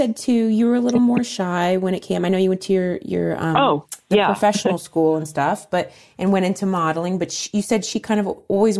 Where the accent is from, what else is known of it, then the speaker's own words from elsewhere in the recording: Dayton, Ohio, United States; now in Los Angeles, United States; we grew up in Dayton, Ohio, Southwest Ohio